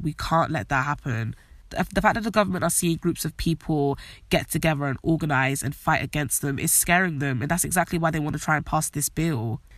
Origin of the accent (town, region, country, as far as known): United Kingdom